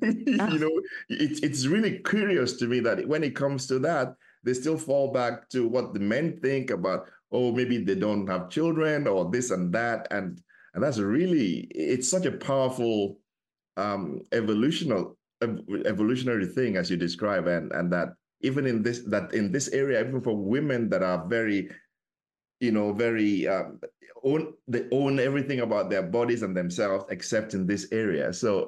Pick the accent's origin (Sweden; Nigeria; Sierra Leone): Nigeria; So I'm originally from Africa, West Africa, Nigeria, to be specific